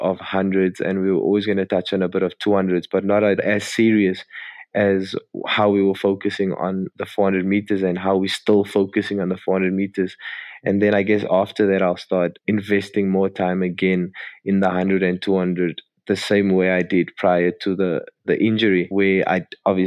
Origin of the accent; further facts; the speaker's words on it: Cape Town, Western Cape, South Africa; also born or lived in Midrand / Johannesburg; growing up in Cape Town and being a Cape boy